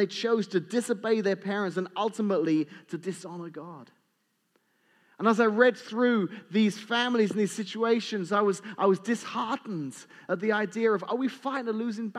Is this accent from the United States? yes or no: no; England, United Kingdom; moved away; I grew up watching in England